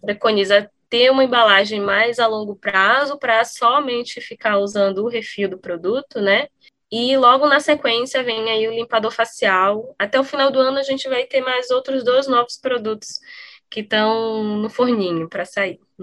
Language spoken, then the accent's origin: Portuguese; Brazil; eu pessoalmente sendo brasileira